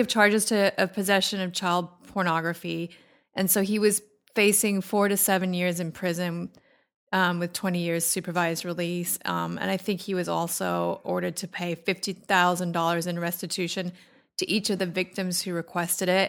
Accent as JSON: {"language": "English", "country": "Australia", "moved": "as an adult", "lives_now": "Orange County, United States"}